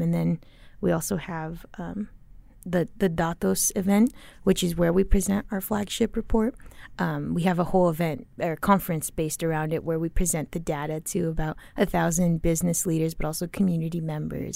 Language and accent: English; Tempe, Arizona, United States; also born or lived in Chile; I always went to school in Tempe, elementary school, middle school